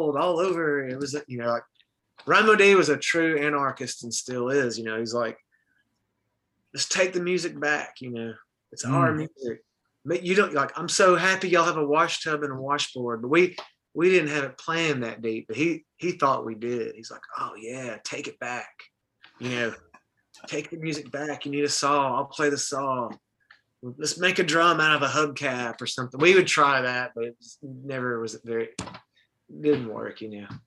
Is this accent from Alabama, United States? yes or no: yes; Muscle Shoals, Alabama, United States; one of those songs was cut in my hometown